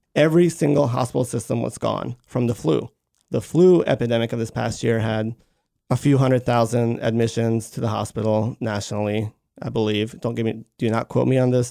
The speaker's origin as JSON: {"language": "English", "town": "Baltimore", "region": "Maryland", "country": "United States", "also_born_or_lived": "Georgia", "moved": "yes", "said": "I am originally from Maryland, from Baltimore, Maryland"}